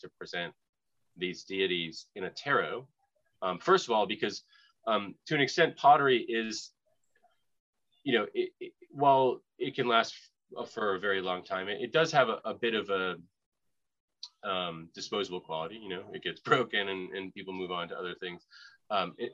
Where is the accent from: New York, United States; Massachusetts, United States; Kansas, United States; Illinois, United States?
Massachusetts, United States; Boston; now in Florida, United States; I'm from Boston